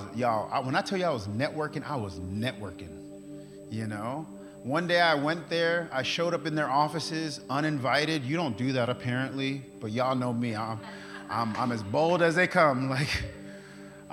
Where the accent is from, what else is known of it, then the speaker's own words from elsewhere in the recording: New York, United States; moved away; now I'm from New York